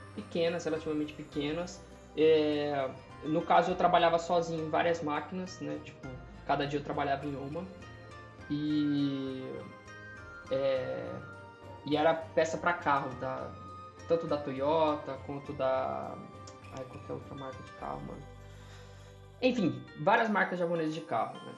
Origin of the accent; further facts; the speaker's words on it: Brazil; also born or lived in Japan; eu sou brasileiro